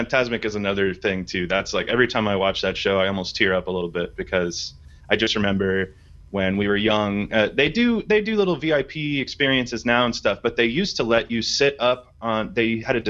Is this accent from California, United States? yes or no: yes; Southern California, United States; I grew up in Southern California